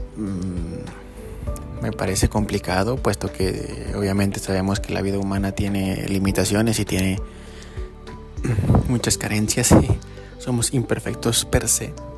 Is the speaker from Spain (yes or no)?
no; Mexico; a uno como mexicano